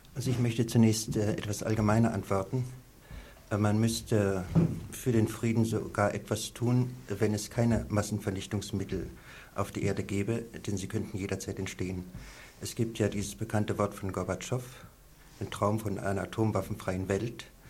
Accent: East Germany, Germany; moved away; bin in der DDR aufgewachsen, ich habe einen Teil meines Lebens dort verbracht

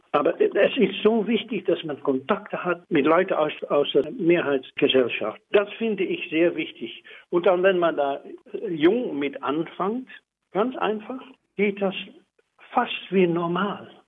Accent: Netherlands; German is a second language; ich bin auch Niederländer, Holländer

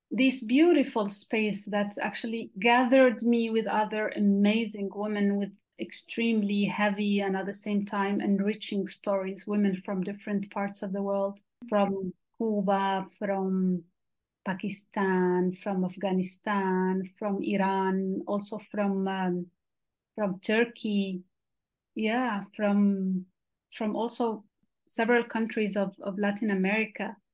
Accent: Western Sahara; moved away as an adult; now in Switzerland; I am from Western Sahara. I was born and raised in the Sahara refugee camps, where I lived there for 20 years, over 20 years.

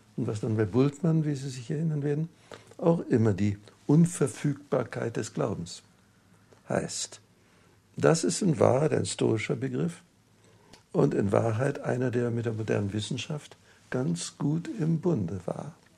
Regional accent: Wrocław, Lower Silesian Voivodeship, Poland; moved away; Ich bin im Breslauer, in Breslau aufgewachsen.

